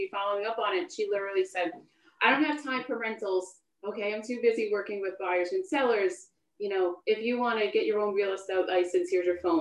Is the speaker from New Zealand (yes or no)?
no; Long Island, New York, United States; I grew up on Long Island